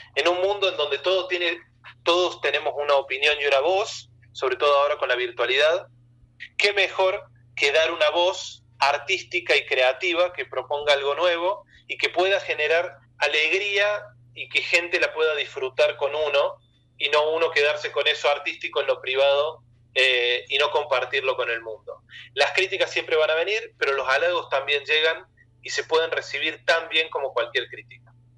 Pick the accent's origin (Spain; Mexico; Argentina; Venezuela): Argentina; soy argentino